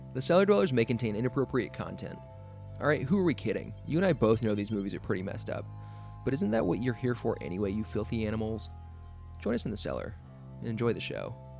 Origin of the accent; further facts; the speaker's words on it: the South, United States; now in Atlanta, United States; we're from the South